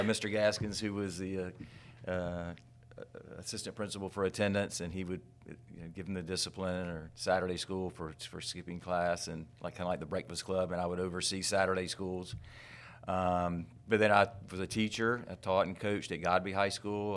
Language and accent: English; Tallahassee, Florida, United States; I was born in Tallahassee fifty-eight years ago